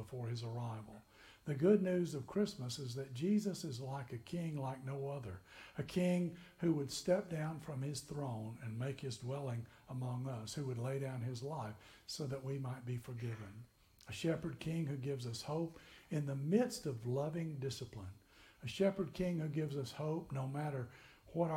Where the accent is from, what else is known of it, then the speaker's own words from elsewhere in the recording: McMinnville, Tennessee, United States; now in Kentucky, United States; I grew up in Tennessee in McMinnville